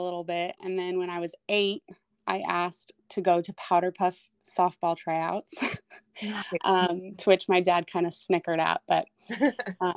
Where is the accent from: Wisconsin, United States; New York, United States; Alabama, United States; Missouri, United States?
Missouri, United States; Blue Springs; I grew up just outside of Kansas City, Missouri, in Blue Springs